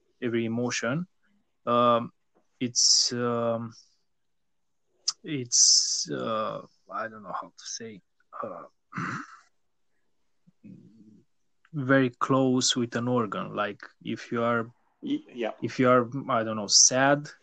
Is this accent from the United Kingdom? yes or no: no; Romania; also born or lived in Bucharest; I am from Romania